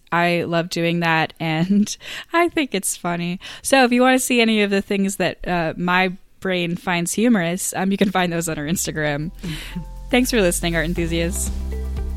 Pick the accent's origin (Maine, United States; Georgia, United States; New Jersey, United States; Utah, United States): Maine, United States; moved away as an adult; also born or lived in Boston; I'm from Maine